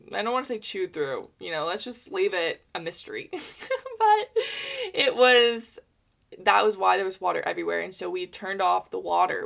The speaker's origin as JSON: {"language": "English", "country": "United States", "said": "as an American in capitalism"}